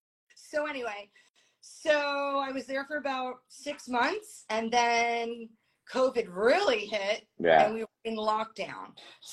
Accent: Long Island, New York, United States; moved away as an adult; also born or lived in Brooklyn, New York; now in Florida, United States; born in Brooklyn, raised in Long Island

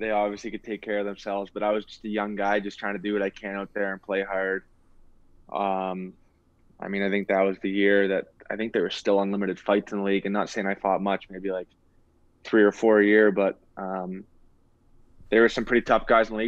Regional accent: Brantford, Ontario, Canada; also born or lived in Turkey Point / Guelph; born and raised in Brantford, played in Brantford

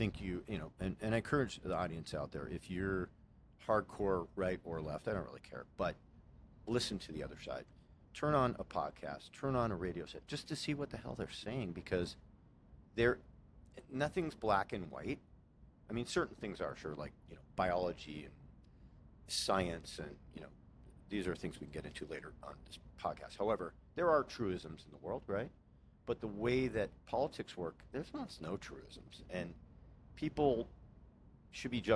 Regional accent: Los Angeles, California, United States; I grew up in Los Angeles

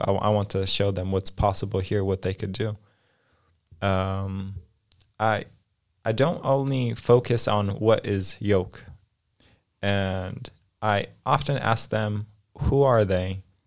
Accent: Los Angeles, California, United States; moved away as an adult; also born or lived in Poland; now in Krakow, Poland; when I was five, my family moved to Los Angeles, California, and essentially I grew up in, in the States

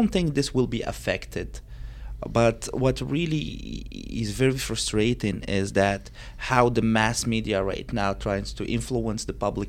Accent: Morocco; in Morocco, we were a little bit victim of the propaganda, even if we are like the safest country

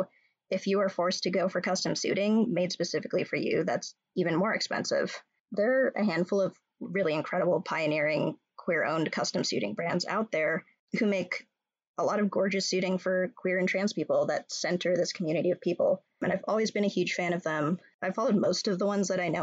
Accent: California, United States; moved away as an adult; now in Minnesota, United States; I'm from California and I have a lot of ties to New York, but I've been a Midwestern, proudly Minnesotan queer for just shy of a decade now.

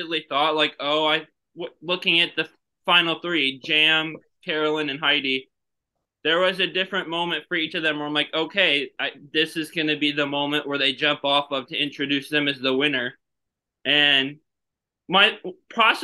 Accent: St. Louis, Missouri, United States; I'm from St. Louis, Missouri

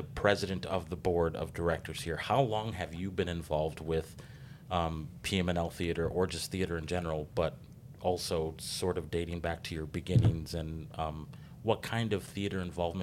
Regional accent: Paris Township, Wisconsin, United States; now in Racine, United States; I grew up in Paris Township

